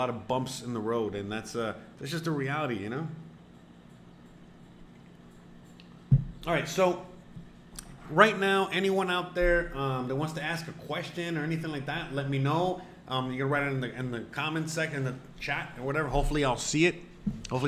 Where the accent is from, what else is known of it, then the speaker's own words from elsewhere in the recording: United States; moved away as an adult; now in Mexico; I'm an American citizen